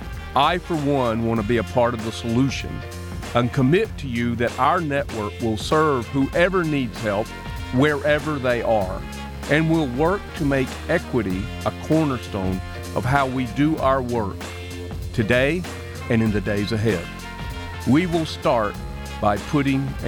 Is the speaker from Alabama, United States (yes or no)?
yes; Alabama, United States; now in Michigan, United States; the Jim Crow laws I grew up with in Alabama